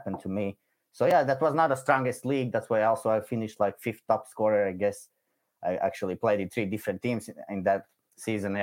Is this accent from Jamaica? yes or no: no; Riga, Latvia; I'm coming from Eastern Europe. It's like a country called Latvia.